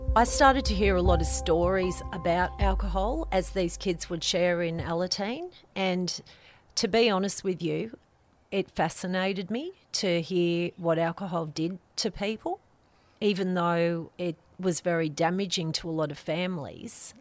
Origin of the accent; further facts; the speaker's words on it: Lane Cove, New South Wales, Australia; I grew up in Lane Cove on River Road